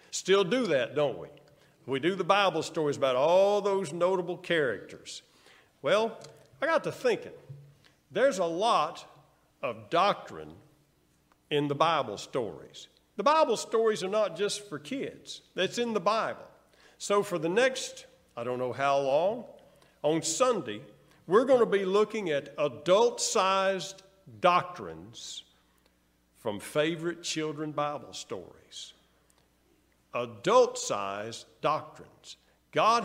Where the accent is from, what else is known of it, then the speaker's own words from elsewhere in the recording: El Dorado, Arkansas, United States; we grew up there in El Dorado to my elementary school years, El Dorado, Arkansas